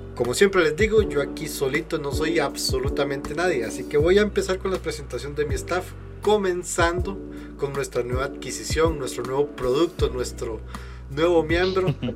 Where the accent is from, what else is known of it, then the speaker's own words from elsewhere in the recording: Costa Rica; yo soy de Costa Rica